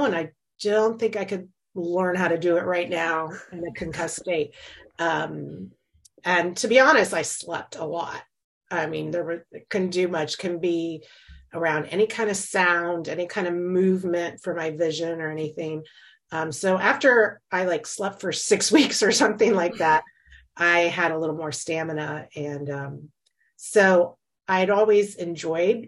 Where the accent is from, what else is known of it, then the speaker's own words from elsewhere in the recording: Florida, United States; moved away as an adult; also born or lived in North Carolina; now in Virginia, United States; I was born and raised in Florida